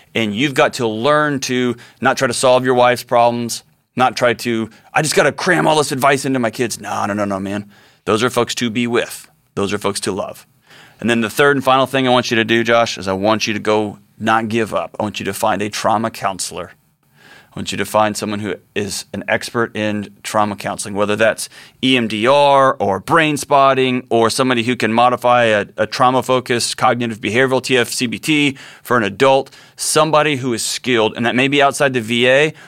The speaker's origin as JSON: {"language": "English", "region": "Texas", "country": "United States", "said": "I'm a Texan. I grew up around guns"}